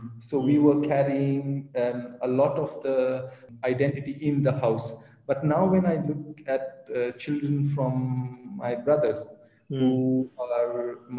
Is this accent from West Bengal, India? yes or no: yes; Kolkata, West Bengal, India; first language Pashto; English is a second language; also born or lived in Bihar/Chhattisgarh, India / Cardiff, United Kingdom; now in Oman; identify myself as an Indian Afghan, to be very precise. I grew up in Kolkata, was born in Bukhara, in Bihar, which is now in Chhattisgarh, I think. I'm a passionate rugby player. I live now in Oman.